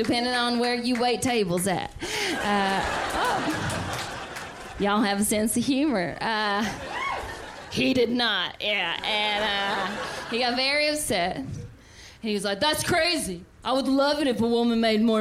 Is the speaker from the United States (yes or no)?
yes; the South, United States; I'm from the South